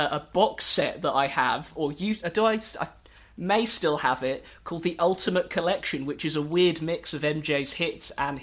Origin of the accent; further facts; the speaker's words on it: United Kingdom; as British